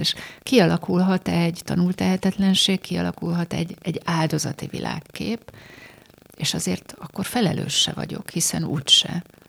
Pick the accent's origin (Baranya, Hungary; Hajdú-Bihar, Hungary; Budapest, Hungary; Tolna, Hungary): Baranya, Hungary; Pécs; moved away; Én Pécsen születtem, és a mai napig, amikor újra oda megyek, akkor így rám telepednek a, az ott megélt gyermekkori élmények.